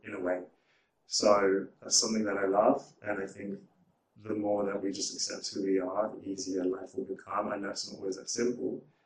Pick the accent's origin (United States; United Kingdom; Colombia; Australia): United Kingdom; being a Brit, a black Brit in LA feels enfranchising